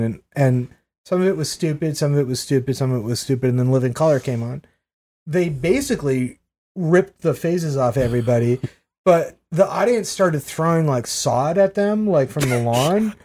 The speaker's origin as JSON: {"language": "English", "region": "Maine", "country": "United States", "tie": "born or raised there", "moved": "yes", "said": "I grew up in Maine"}